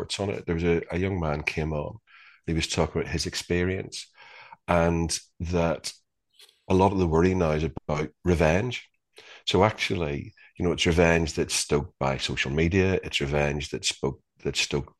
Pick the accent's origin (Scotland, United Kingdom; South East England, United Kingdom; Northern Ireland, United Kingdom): Northern Ireland, United Kingdom; growing up in Northern Ireland in the 70s and the 80s